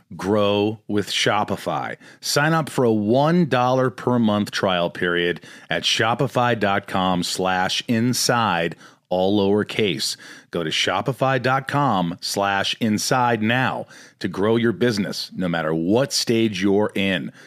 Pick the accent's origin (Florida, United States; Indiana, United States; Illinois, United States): Indiana, United States; moved away as an adult; also born or lived in Kentucky / New York; I grew up in Indiana.